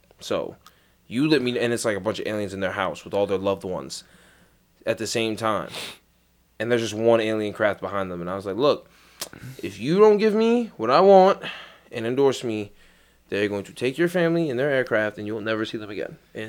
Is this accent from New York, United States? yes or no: yes; East New York, New York, United States; I'm from East New York. Shit like that don't happen to us.